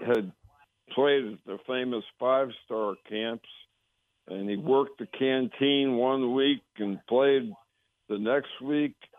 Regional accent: Connecticut, United States; moved away; I grew up in Connecticut near the New York border

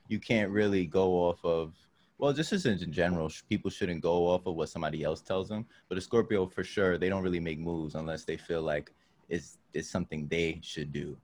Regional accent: New York City, New York, United States; I'm from up uptown, like Upper Manhattan. I'm not from Harlem, like right below Harlem

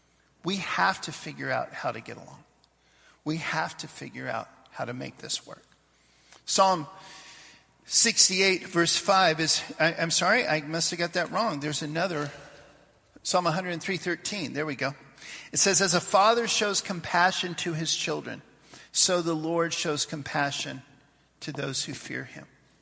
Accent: Papua New Guinea; We'd get together when I was growing up in Papua New Guinea.

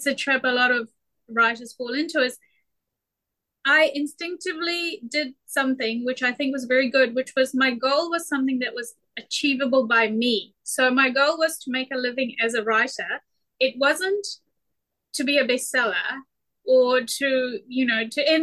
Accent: New Zealand; born or raised there

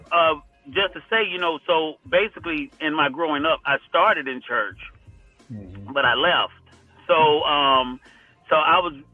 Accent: Groveland, Florida, United States; I'm from Groveland, Florida, which is right at the borderline of Orlando, about 30 minutes away

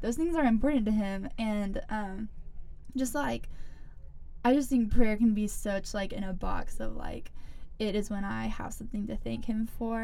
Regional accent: Greenville, South Carolina, United States; I'm from Greenville. Went to Eastside, like most of the people here

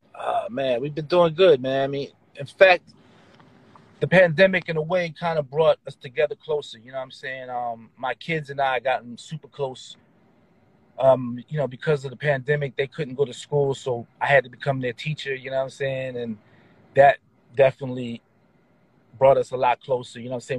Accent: Philadelphia, Pennsylvania, United States; I was born and raised in Philadelphia

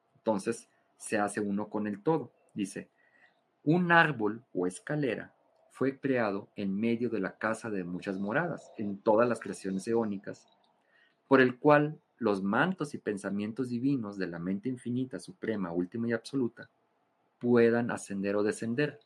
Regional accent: Mexico; soy mexicano

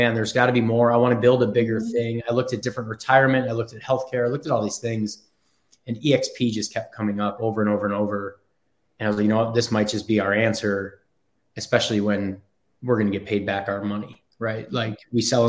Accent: Buffalo, New York, United States; moved away as an adult; also born or lived in Frankfurt, Germany; now in Charlotte, United States; I kind of grew up in Buffalo, New York, and I was born in Frankfurt, Germany

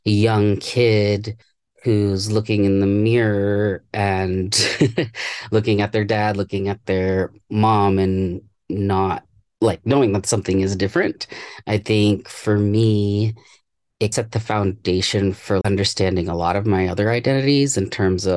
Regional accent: Washington, United States; also born or lived in Virginia; we moved from Virginia when I was around 6 or 7. We moved back to Washington State

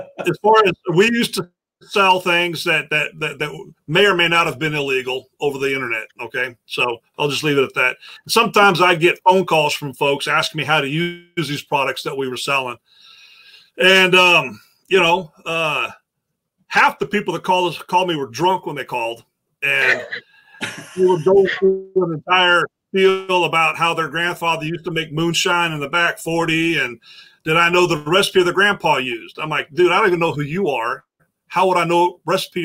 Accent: Somerville, Texas, United States; I am from Somerville, Texas, and Somerville County is the moonshine capital of Texas

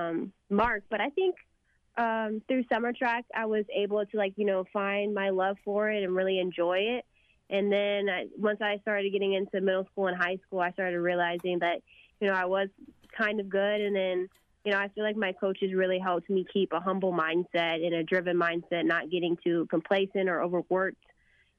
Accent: McKinney, Texas, United States; I love my hometown of McKinney.

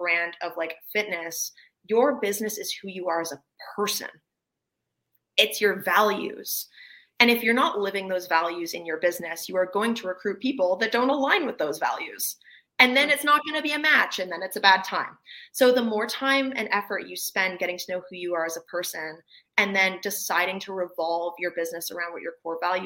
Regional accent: Canada; I'm Canadian

